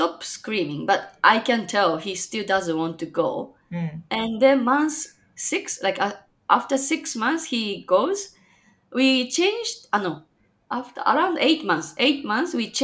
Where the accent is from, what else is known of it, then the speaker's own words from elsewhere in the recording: Japan; now in Chicago, United States; I'm from Japan, but currently living in freezing Chicagoland, Illinois, USA